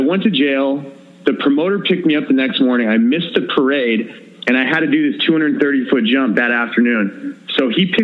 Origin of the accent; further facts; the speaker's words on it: United States; I'm fucking American. I don't speak your language.